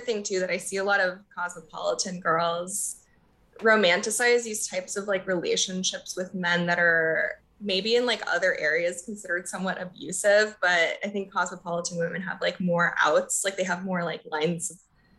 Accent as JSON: {"language": "English", "town": "Corpus Christi", "region": "Texas", "country": "United States", "tie": "born or raised there", "also_born_or_lived": "Mexico", "lives_now": "Austin, United States", "said": "I spent most of my time in my hometown of Corpus and I moved to Austin"}